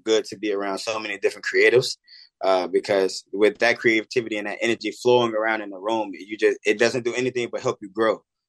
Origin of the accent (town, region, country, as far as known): Chicago, Illinois, United States; born or raised there; moved away